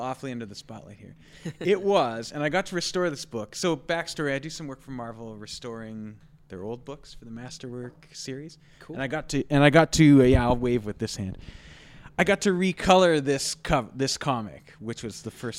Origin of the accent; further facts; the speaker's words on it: Dauphin, Manitoba, Canada; moved away as an adult; now in Winnipeg, Canada; growing up in Dauphin